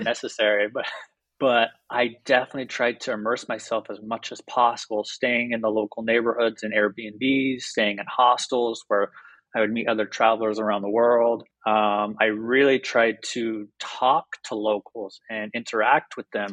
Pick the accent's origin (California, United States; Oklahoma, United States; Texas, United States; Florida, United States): Oklahoma, United States; Mustang; moved away as an adult; now in Sayulita, Mexico; I grew up in a very, very small town in Oklahoma